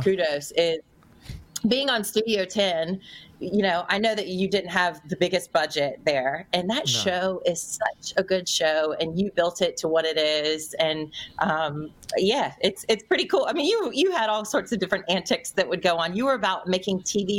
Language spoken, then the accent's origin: English; North Carolina, United States; moved away as an adult; also born or lived in New York; I did get called up from North Carolina, which was my hometown.